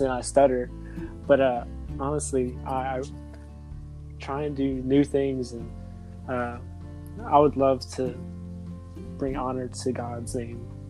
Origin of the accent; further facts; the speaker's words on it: New Iberia, Louisiana, United States; also born or lived in Lafayette, Louisiana; I was raised in New Iberia. I was born in Lafayette, but raised in New Iberia